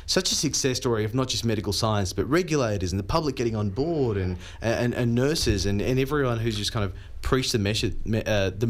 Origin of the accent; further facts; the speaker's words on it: India; moved away; growing up in India